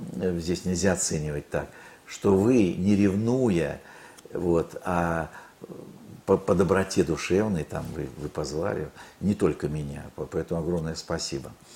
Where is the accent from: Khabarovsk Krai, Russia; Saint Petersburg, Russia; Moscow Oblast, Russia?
Khabarovsk Krai, Russia; Khabarovsk; moved away; also born or lived in Leningrad; я, кстати, родился на Дальнем Востоке, в Хабаровске